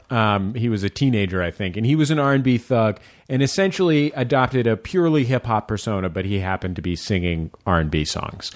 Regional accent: San Francisco, California, United States; now in Los Angeles, United States; when I was growing up in San Francisco

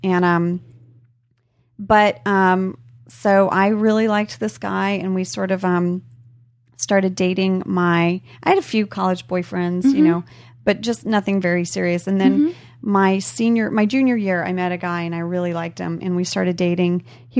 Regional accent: Indonesia; I just didn't have any of that growing up in Indonesia.

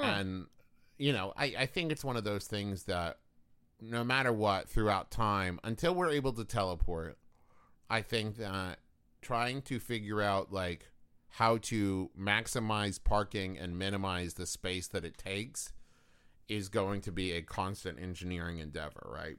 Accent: Huntington, West Virginia, United States; Huntington, West Virginia, my hometown

